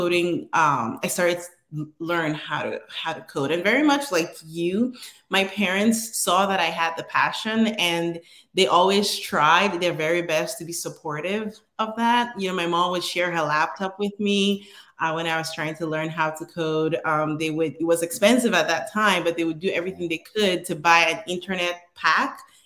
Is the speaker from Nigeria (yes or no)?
yes; Northern Nigeria, Nigeria; moved away as an adult; now in United States; I was born and raised in Nigeria. I came to the US in 2010. I lived in the northern part of Nigeria